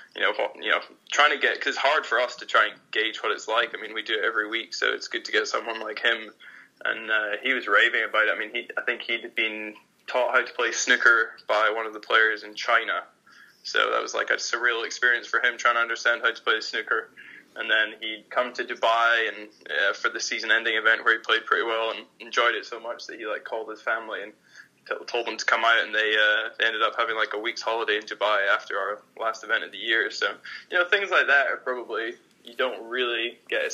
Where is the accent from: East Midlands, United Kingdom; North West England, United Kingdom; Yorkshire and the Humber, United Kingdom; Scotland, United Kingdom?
Scotland, United Kingdom; Edinburgh; moved away as an adult; also born or lived in United States; now in London, United Kingdom; I grew up in Edinburgh